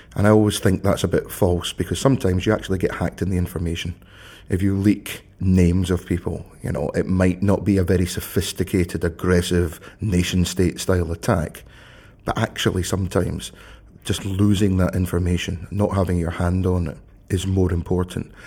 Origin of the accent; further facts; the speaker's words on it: Scotland, United Kingdom; also born or lived in Glasgow; I, I live in Glasgow. You, you will not be surprised, listeners, to know I am Scottish